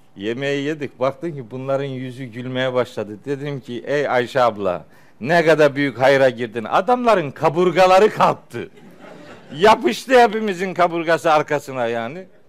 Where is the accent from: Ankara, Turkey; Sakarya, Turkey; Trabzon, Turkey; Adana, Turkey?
Trabzon, Turkey; Çaykara; moved away; Ofluyuz. Elhamdülillah. Çaykaralıyız.